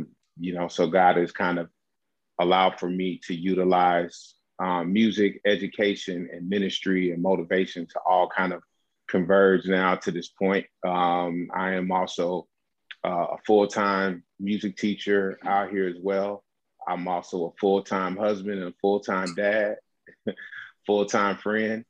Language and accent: English; Chicago, Illinois, United States; moved away as an adult; also born or lived in Homewood, Illinois; now in Inglewood, United States; I am originally born and raised in Chicago. Now I live in Inglewood, California, which is right outside of Los Angeles.